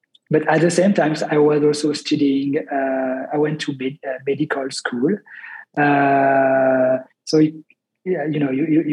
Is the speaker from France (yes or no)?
yes; Grenoble, Auvergne-Rhône-Alpes, France; I'm from the Alps, Grenoble, which is like not a small town, but like, you know, 500,000 people live in Grenoble. But it's a nice city surrounded by mountains. So I grew up with like the culture of like the outdoors culture